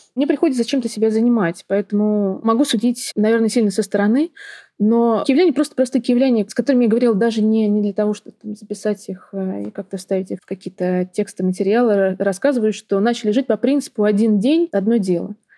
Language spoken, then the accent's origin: Russian; Moscow, Russia; accent: Moscow; мою русскую речь, как мне говорят, с московским выговором